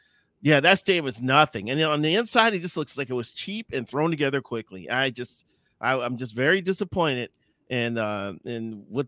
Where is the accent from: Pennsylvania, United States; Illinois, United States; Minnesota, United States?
Illinois, United States; Chicago; I would put my hometown Chicago White Sox Park in that spot.